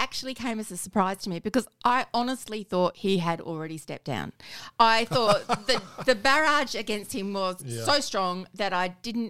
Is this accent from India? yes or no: no; Adelaide, South Australia, Australia; I am from Adelaide.